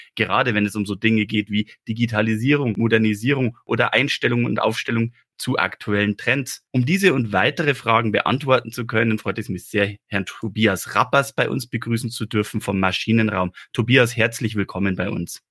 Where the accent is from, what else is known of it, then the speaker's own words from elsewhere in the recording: Regensburg district, Bavaria, Germany; Ich bin ja aufgewachsen im Großraum Landkreis Regensburg